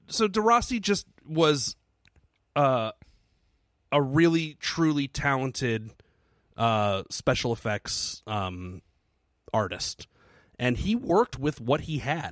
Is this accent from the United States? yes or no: yes; United States; I'm an American.